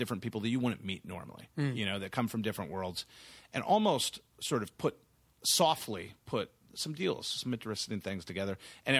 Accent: San Antonio, Texas, United States; I always think of myself first as a Texan. I grew up in San Antonio specifically.

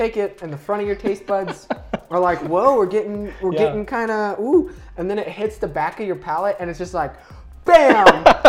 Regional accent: Greeley, Colorado, United States; I am born and raised in Greeley, Colorado.

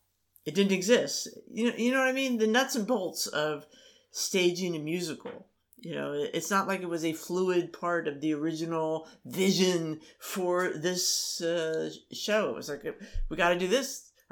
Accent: Maryland, United States; Because I grew up in Maryland.

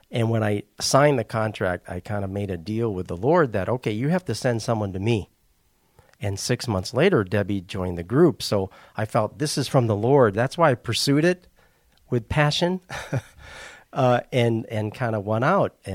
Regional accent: Japan; moved away; also born or lived in Wisconsin / Indianapolis / Columbus, Indiana; I actually was uh, raised in Japan as a missionary's kid. And then we moved from Japan to Wisconsin my dad took a call from Wisconsin to Indianapolis, then eventually to Columbus, Indiana.

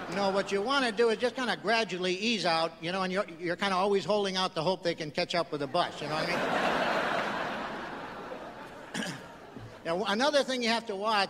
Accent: Chicago, Illinois, United States; I grew up in Chicago, and the area of town I grew up in was at the end of the bus line

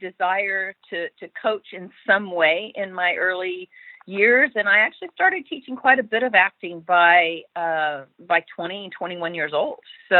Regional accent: Texas, United States; born there; also born or lived in California; now in Los Angeles, United States; I was born in Texas, and then I got to California, you know, as quick as I could with Hollywood beckoning. So I really consider L.A. home.

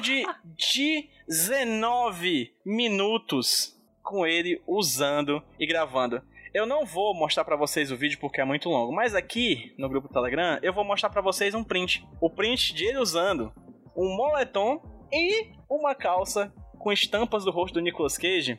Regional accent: Brazil; eu sou brasileiro

